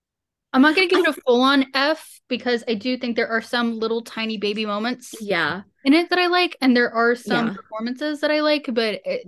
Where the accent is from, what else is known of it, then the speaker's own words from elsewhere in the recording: West Virginia, United States; I'm from West Virginia